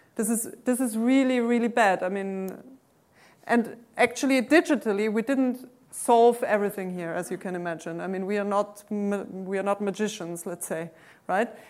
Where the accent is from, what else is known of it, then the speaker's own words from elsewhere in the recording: Austria; English is a second language; moved away; I'm originally from Austria